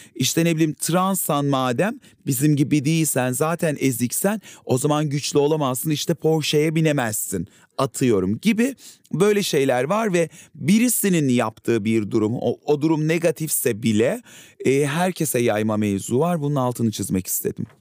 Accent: Adana, Turkey; bir kenar mahallede büyüdüm Adana'da.

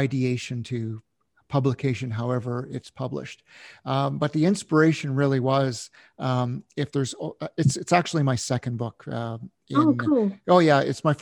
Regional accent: Canada; My father was in the military, growing up in Canada

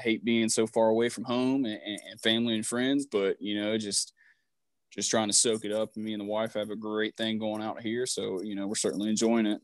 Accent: Vanceboro, North Carolina, United States; moved away as an adult; now in Birmingham, United States; I'm from Vanceboro, North Carolina

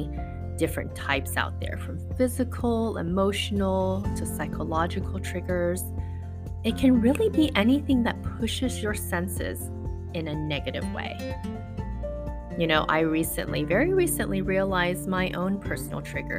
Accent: Las Vegas, Nevada, United States; moved away as an adult; now in San Francisco, United States; I was from Vegas

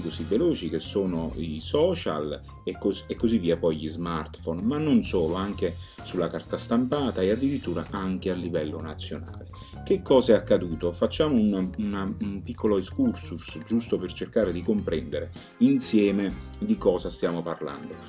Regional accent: Campania, Italy; essendo campano eh, eh, sento mia questa terra

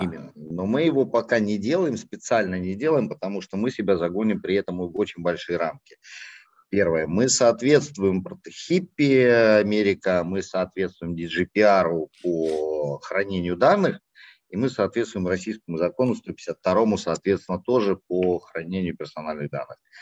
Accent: Kazakhstan; now in Russia; я родился в Казахстане

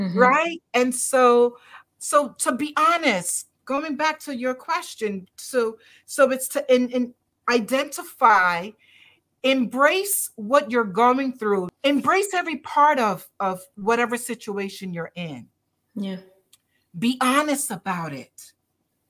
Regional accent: Barbados; I'm Caribbean, as are you. I'm from Barbados

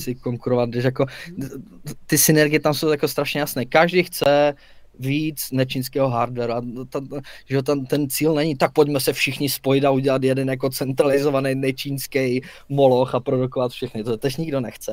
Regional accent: Czechia; jsme Češi, máme to tu rádi

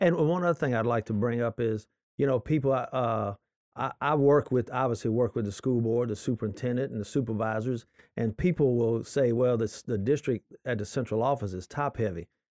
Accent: Lutcher, Louisiana, United States; now in Livingston Parish, United States; I was from Lutcher originally

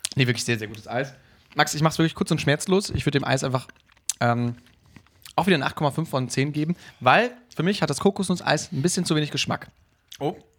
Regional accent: Emsdetten, North Rhine-Westphalia, Germany; moved away; meine Heimat, ähm, Emstetten

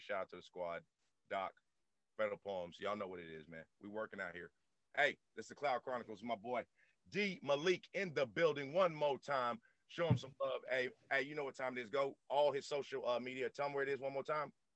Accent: the South, United States; I'm born and raised down in the South

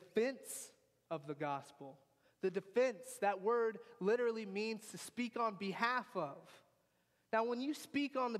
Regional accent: United States; I grew up in America

